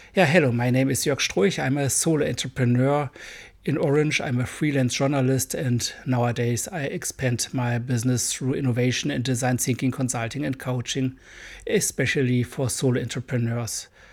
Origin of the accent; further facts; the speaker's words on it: Germany; accent: hard accent; English is a second language; I'm a German boy